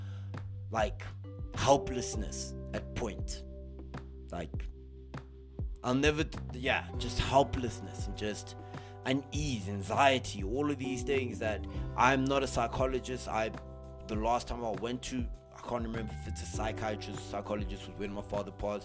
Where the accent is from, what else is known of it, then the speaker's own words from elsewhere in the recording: South Africa; our South African brothers and sisters